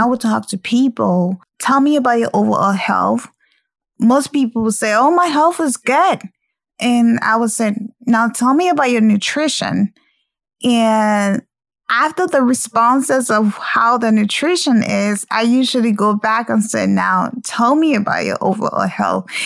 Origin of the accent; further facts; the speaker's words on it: Liberia; moved away; I'm originally from Liberia